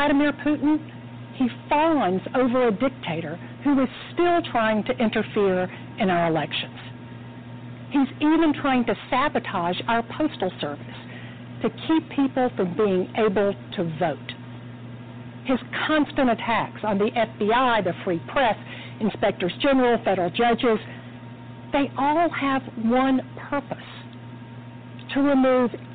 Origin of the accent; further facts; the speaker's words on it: Atlanta, Georgia, United States; I'm here in my hometown of Atlanta